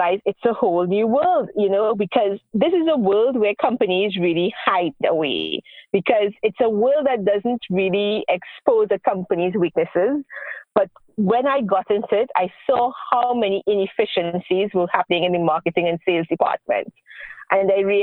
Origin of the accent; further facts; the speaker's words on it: Trinidad & Tobago; moved away as an adult; now in Israel; I moved to Israel 12 years ago, and I am originally from the Caribbean, Trinidad and Tobago